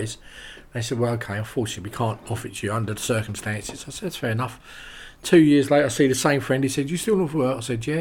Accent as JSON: {"language": "English", "region": "London", "country": "United Kingdom", "moved": "yes", "lives_now": "Rye, United Kingdom", "said": "I'm from London originally"}